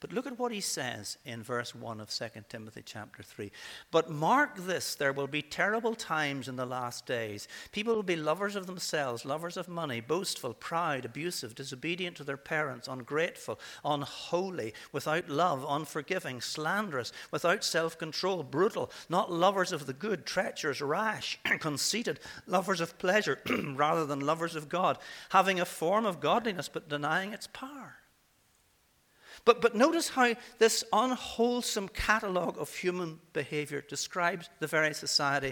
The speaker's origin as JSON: {"language": "English", "town": "Coleraine", "region": "Northern Ireland", "country": "United Kingdom", "tie": "born or raised there", "said": "my hometown of Coleraine"}